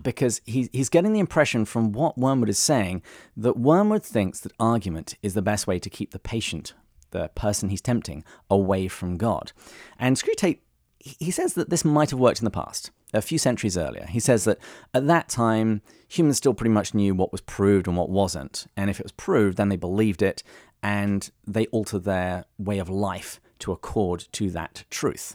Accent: England, United Kingdom; When I was growing up in England

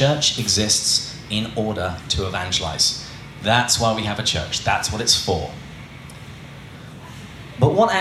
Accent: England, United Kingdom; growing up in England

